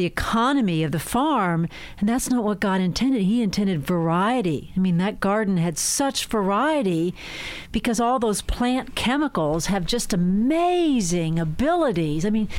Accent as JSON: {"language": "English", "area": "outside Pittsburgh", "region": "Pennsylvania", "country": "United States", "said": "I came from dairy farmers outside Pittsburgh."}